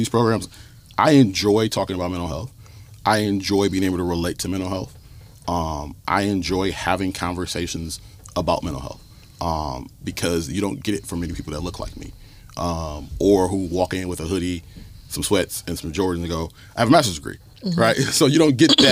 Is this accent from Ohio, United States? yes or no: yes; Toledo, Ohio, United States; I grew up in the North End for 22 years of my life. Stickney and Woodward was where my mom raised me.